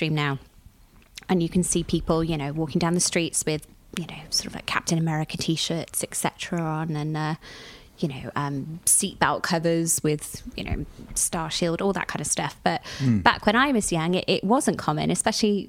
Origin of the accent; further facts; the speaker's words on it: Cardiff, Wales, United Kingdom; growing up in Cardiff.